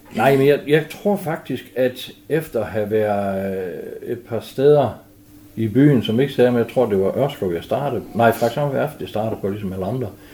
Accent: Frederikshavn, North Denmark Region, Denmark; also born or lived in Hjørring; så flyttede vi til Frederikshavn, og der har jeg stort set boet siden.

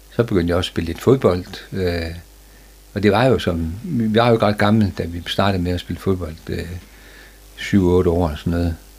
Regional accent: Frederikshavn, North Denmark Region, Denmark; der blev jeg født, og jeg blev født op på Stenbergvej

